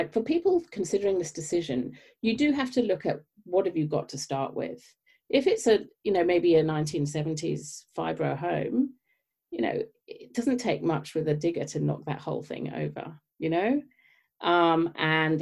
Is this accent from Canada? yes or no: no; United Kingdom; moved away; as you may tell from my accent, I grew up in the UK